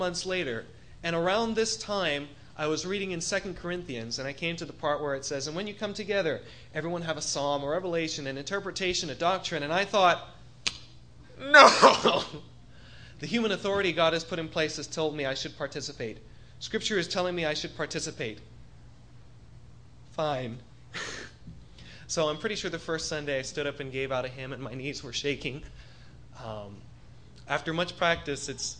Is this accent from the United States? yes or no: no; Bahamas; moved away; I was born over in the Bahamas, just a little ways away from here, about a 40-minute plane ride